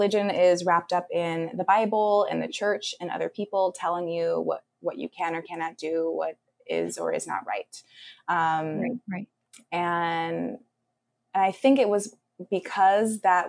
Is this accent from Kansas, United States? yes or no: no; Los Angeles, California, United States; now in New York City, United States; I'm originally from the Los Angeles area in California, and I live in New York City now